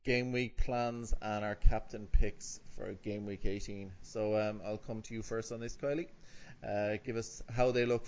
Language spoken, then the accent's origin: English; Ireland; As an Irishman